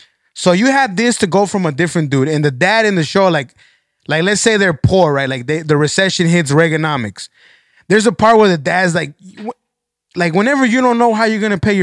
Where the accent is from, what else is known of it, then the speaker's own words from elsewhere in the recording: Texas, United States; We are from Texas here.